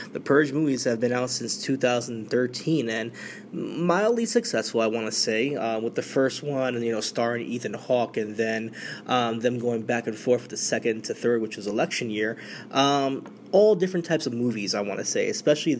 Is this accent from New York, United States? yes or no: yes; New York, United States; we're in my home state. This is New York City.